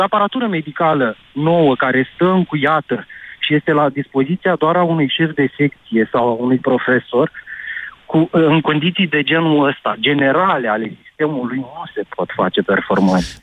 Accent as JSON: {"language": "Romanian", "town": "Iași", "region": "Iași County", "country": "Romania", "said": "sunt din Iași"}